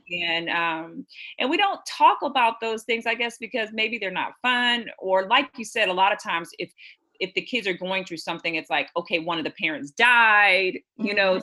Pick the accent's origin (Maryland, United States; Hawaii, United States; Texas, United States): Texas, United States; Houston; I'm from Houston. I grew up in Houston and I live here now.